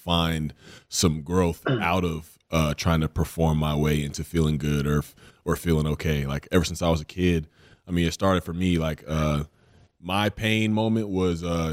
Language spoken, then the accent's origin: English; the South, United States; growing up in the South where football is religion, literally